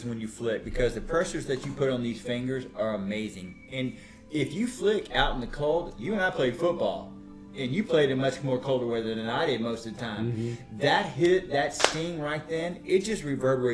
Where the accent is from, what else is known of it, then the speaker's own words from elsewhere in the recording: Texas, United States; I'm a Texan